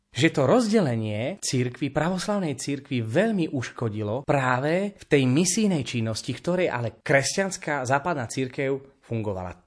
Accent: Spiš, Slovakia; u nás na Spiši

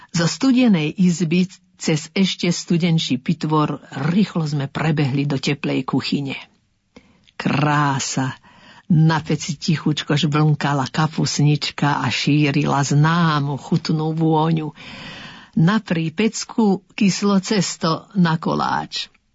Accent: Orava and Kysuce, Žilina Region, Slovakia; u nás na Orave a na Kisuciach

